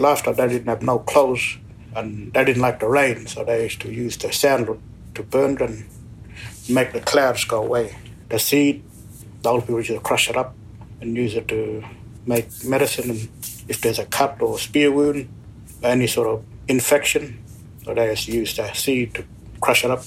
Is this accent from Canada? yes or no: no; Gibson Desert, Western Australia, Australia; I'm Mardu, and I am Manjilara from the Gibson Desert area.